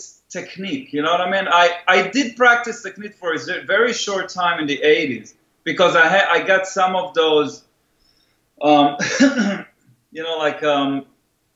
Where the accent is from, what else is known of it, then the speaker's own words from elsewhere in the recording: Israel; moved away; I grew up in Israel